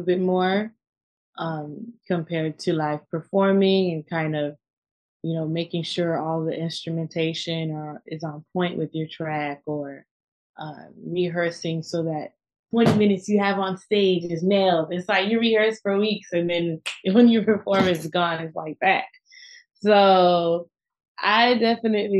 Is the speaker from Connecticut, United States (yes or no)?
no; Miami, Florida, United States; moved away as an adult; also born or lived in Brooklyn, New York; now in New York, United States; I'm born and raised in Miami